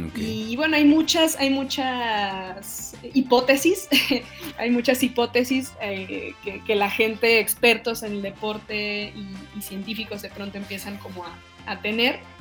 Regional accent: Mexico; como mexicanos

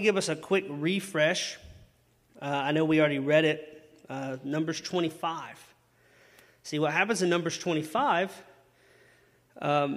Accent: Chesnee, South Carolina, United States; I'm from Chesney

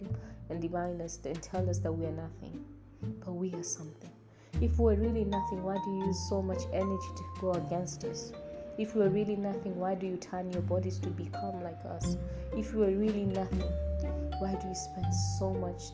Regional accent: Tanzania; I'm from Tanzania.

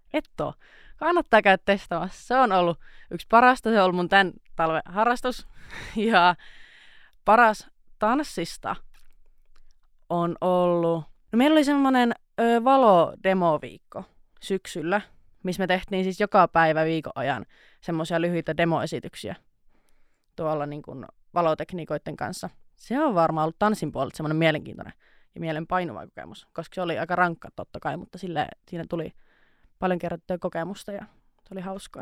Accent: Nilsiä, North Savo, Finland; moved away as an adult; now in Outokumpu, Finland; mä tuun Kuopiosta itse asiassa semmoiselta pikkupaikkakunnalta kuin nilsiä

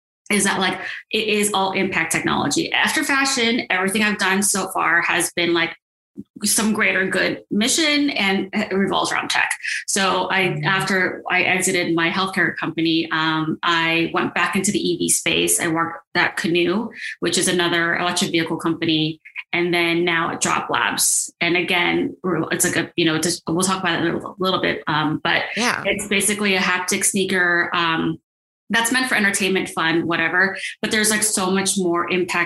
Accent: Silicon Valley, Bay Area, California, United States; moved away as an adult; also born or lived in New York / Los Angeles; And I'm from the Bay Area. I grew up in Silicon Valley

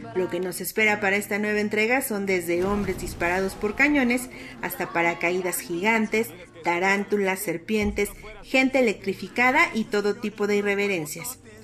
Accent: Mexico

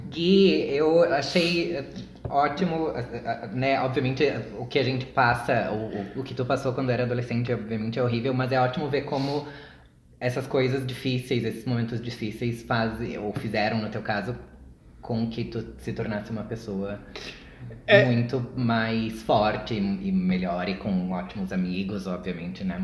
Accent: Uruguaiana, Rio Grande do Sul, Brazil; also born or lived in Santa Maria / Porto Alegre; now in São Paulo, Brazil; eu sou de Uruguaiana, que é uma cidadezinha minúscula

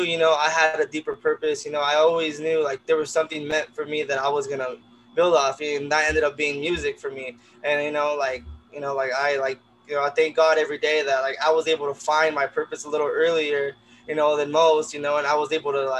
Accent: Pomona, California, United States; I've grown up in Pomona

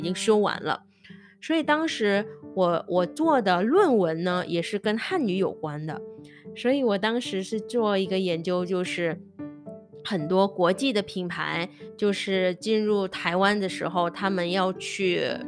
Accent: Indonesia; Chinese is a second language; also born or lived in Taiwan; 我本科是在印尼学的嘛

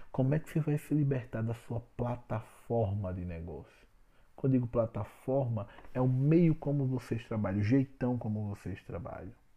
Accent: Alagoas, Brazil; eu sou alagoano.

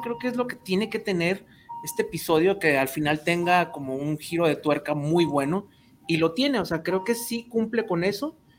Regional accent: Mexico; nos asustan como mexicanos

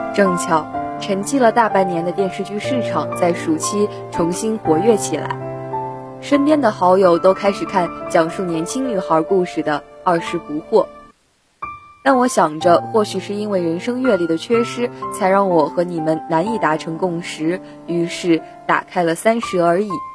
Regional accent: Suzhou, Jiangsu, China; moved away as an adult; now in Nanjing, China; 来自江苏苏州，我在南京大学，距离我的家乡二百五十一公里

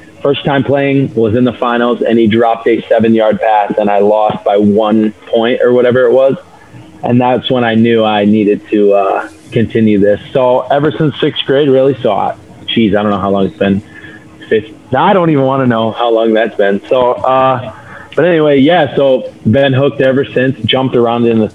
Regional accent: Traverse City, Michigan, United States; now in Hudsonville, United States; I'm originally from Traverse City.

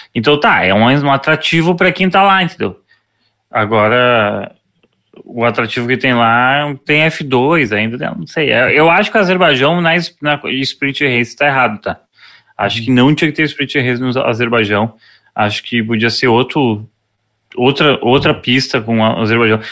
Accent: Porto Alegre, Rio Grande do Sul, Brazil; a gente é de Porto Alegre

